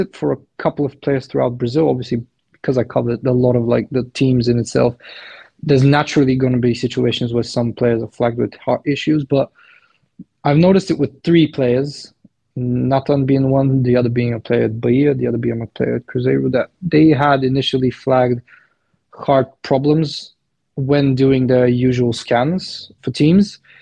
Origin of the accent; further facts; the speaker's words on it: Plovdiv, Plovdiv Province, Bulgaria; I'm from Bulgaria, Plovdiv based. Because I'm Balkan